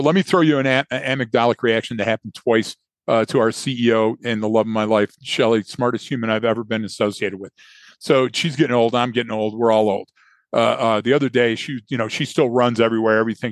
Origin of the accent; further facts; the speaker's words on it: right outside of Dearborn, Michigan, United States; I grew up right outside of Dearborn